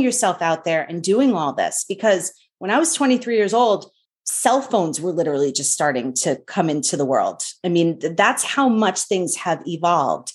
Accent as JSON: {"language": "English", "region": "New York", "country": "United States", "tie": "born or raised there", "said": "growing up in New York"}